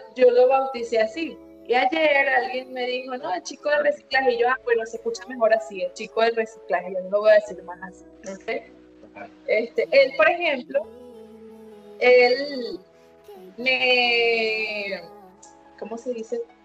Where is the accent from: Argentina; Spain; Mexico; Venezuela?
Venezuela; moved away as an adult; now in Medellín, Colombia; tú eres venezolano igual que yo